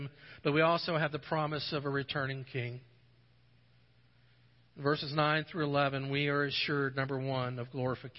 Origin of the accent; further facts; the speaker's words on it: United States; being an American.